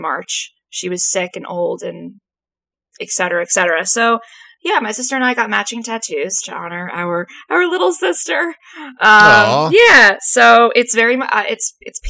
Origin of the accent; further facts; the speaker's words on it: New Jersey, United States; We're from the same hometown